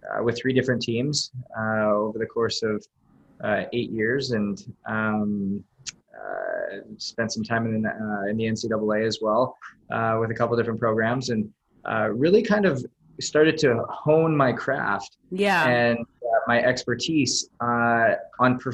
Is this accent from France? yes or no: no; Canada; moved away; I was born and raised in Canada